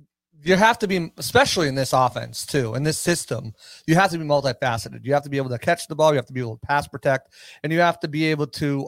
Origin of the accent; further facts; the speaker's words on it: New England, United States; I grew up in New England, obviously, as everyone knows.